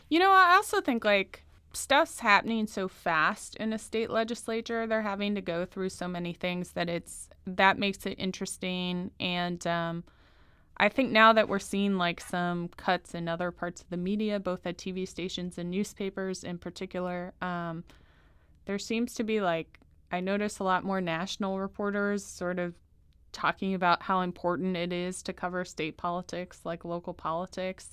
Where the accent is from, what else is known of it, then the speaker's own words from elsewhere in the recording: Washington, District of Columbia, United States; moved away as an adult; now in St. Louis, United States; I grew up in Washington, D C